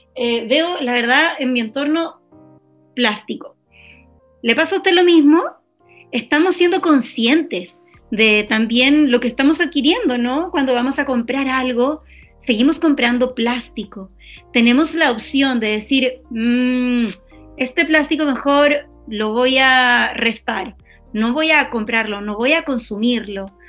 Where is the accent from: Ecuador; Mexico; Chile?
Chile